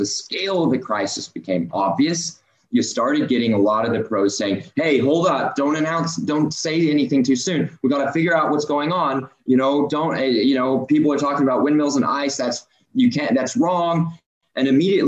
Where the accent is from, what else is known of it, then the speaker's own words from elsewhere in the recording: Oklahoma, United States; I'm from Oklahoma. I'm from Oklahoma State. I've got family in oil and gas